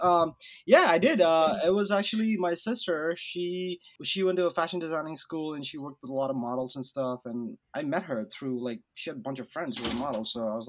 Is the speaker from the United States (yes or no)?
no; Kolkata, West Bengal, India; when I grew up in Calcutta during the high school years